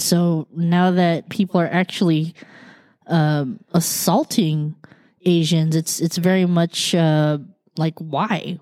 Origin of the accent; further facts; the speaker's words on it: United States; I was born here